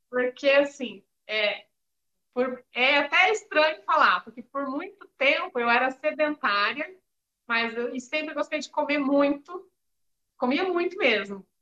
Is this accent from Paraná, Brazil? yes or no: yes; Curitiba, Paraná, Brazil; now in Maringá, Brazil; Sou paranaense, sou nascida em Curitiba, mas já estou há alguns anos em Maringá, no Paraná.